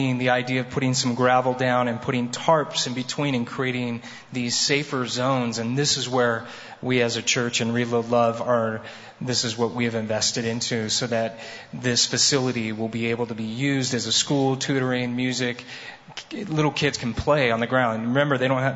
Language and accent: English; United States; I'm from America